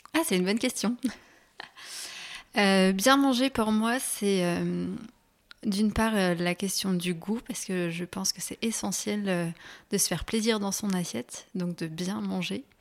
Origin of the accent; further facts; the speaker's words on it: Annecy, Auvergne-Rhône-Alpes, France; grandi donc à Annecy, euh, je vis encore ici